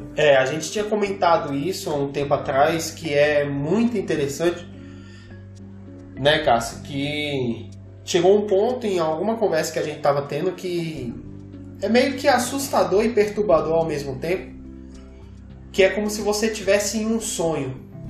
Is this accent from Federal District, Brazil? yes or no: yes; Brasília, Federal District, Brazil; nós somos de Brasília